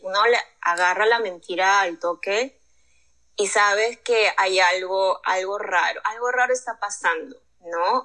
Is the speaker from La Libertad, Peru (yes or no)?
no; Lima, Peru; moved away as an adult; now in United States; Crecí en Lima, yo estudié allá comunicaciones y ya terminando mi carrera ya me mudé para acá